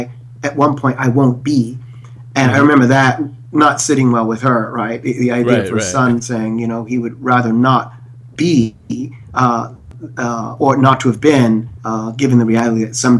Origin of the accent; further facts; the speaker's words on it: Philadelphia, Pennsylvania, United States; I grew up primarily in North Philadelphia, which is a fairly impoverished area at the time and currently.